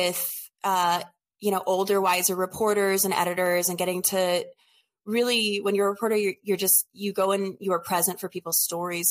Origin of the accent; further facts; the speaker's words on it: New Orleans, Louisiana, United States; also born or lived in Oregon; I'm from New Orleans originally.